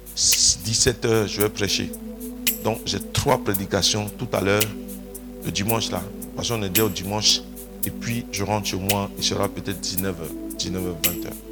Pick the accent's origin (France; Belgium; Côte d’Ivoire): Côte d’Ivoire; Je suis né dans un petit village de Divo